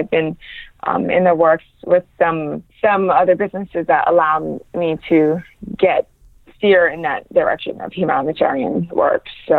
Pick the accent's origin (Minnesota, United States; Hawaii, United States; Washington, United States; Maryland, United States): Hawaii, United States; And I think the way we were raised in Hawaii, you know, just always volunteering to help, always feeding the homeless, I saw it on a smaller scale growing up.